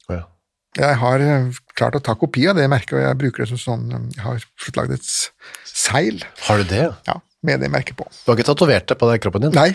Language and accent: Norwegian; Østfold, Norway; Ja, jeg født og oppvokst i Østfold.